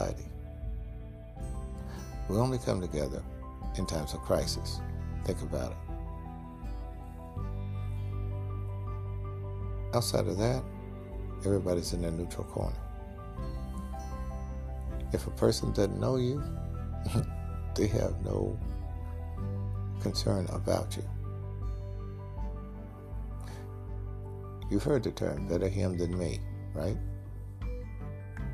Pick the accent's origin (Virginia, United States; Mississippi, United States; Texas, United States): Mississippi, United States; moved away; also born or lived in Los Angeles; I'm from Mississippi, and I knew people who ate clay dirt when there was nothing to eat